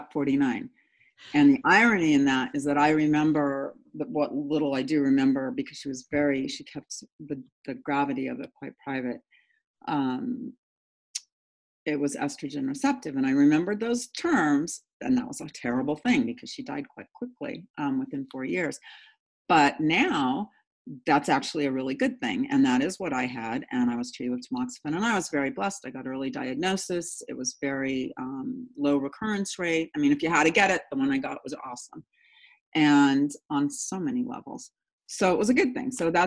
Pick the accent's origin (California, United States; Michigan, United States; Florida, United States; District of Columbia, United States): California, United States; San Diego; I grew up in San Diego